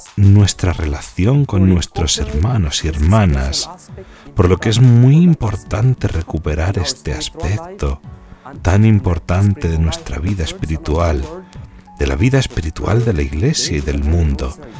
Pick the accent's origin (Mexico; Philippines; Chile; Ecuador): Philippines; moved away as an adult; now in Rome, Italy; Vengo de las Filipinas.